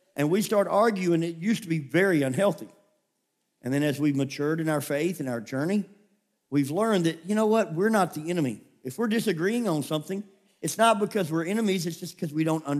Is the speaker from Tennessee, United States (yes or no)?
yes; Memphis, Tennessee, United States; also born or lived in California; I grew up in Memphis, Tennessee, and the neighborhood, it had its rough moments